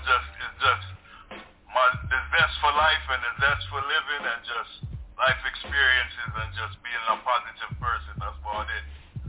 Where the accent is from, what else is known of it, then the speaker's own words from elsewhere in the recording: Washington, District of Columbia, United States; I was born in Washington, D.C., but my entire family before me was Jamaican. So, mother and father is Jamaican from Kingston, Southside.